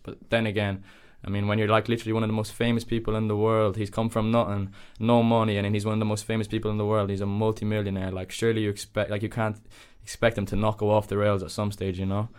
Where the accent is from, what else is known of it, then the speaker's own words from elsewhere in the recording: Dublin, Leinster, Ireland; moved away as an adult; now in The Hague, Netherlands; I was born in Dublin, obviously, but I lived just outside Dublin City, like 25 minutes outside Dublin City. I lived in Ireland all my life.